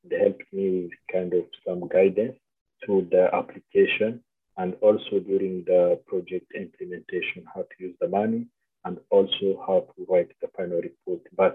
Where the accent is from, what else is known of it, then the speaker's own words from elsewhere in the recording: Winnipeg, Manitoba, Canada; I'm from Manitoba, Winnipeg.